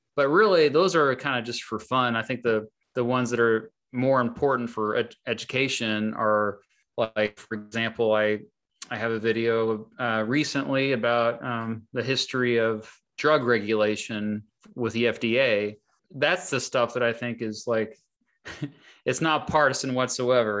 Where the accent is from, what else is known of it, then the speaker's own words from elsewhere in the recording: Kansas, United States; my home state of Kansas